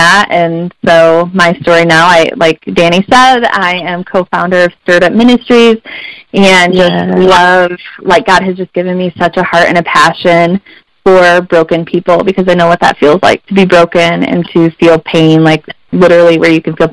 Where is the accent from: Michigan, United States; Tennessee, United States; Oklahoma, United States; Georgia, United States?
Michigan, United States; Southwest; I am from Southwest Michigan. I was born and raised here, have gone to school here my entire life